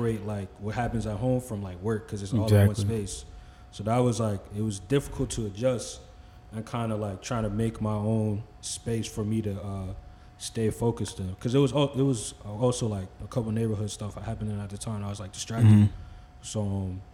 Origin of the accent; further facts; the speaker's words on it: Franklin, United States; I'm from Franklin